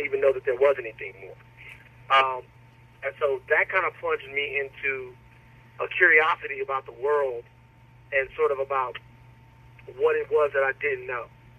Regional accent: Baton Rouge, Louisiana, United States; I grew up in Gardier Lane, you know what I mean? Went to McKinley Middle, McKinley High, and I think that one thing that really inspired me sort of growing up was the way, the very unique way that I was reared and educated in Baton Rouge.

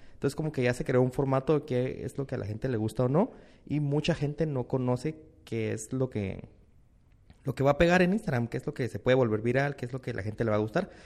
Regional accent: Guatemala; Estoy en Nueva York, soy de Guate

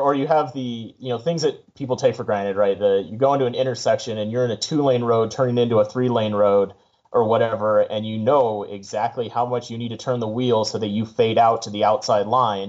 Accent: San Diego, California, United States; I grew up in San Diego, um, so a lot of my friends are still down there in San Diego

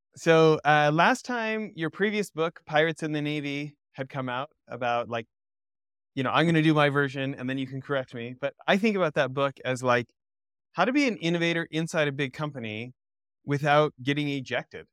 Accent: Alberta, Canada; I grew up in Alberta

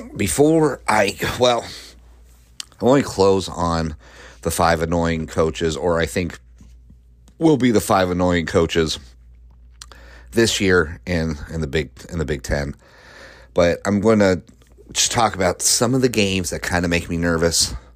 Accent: Colorado, United States; I grew up in Colorado

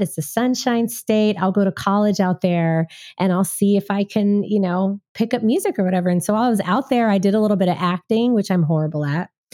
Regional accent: Waco, Texas, United States; now in Nashville, United States; I'm from the South. I'm from Waco, Texas. So when I moved to Nashville, I felt like I was in Texas

